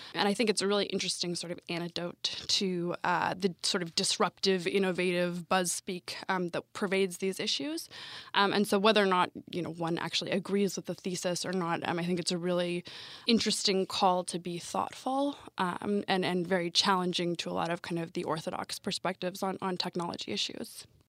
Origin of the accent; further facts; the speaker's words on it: Sacramento, California, United States; also born or lived in Washington, D.C.; I'm actually from Washington, D.C. originally, um, but I moved to Sacramento, California when I was a small child